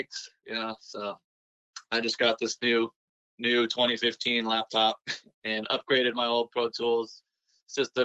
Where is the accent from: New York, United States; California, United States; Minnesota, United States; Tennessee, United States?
California, United States; San Jose; also born or lived in San Diego; now in Portland, United States; I'm originally from San Jose, like the San Francisco Bay Area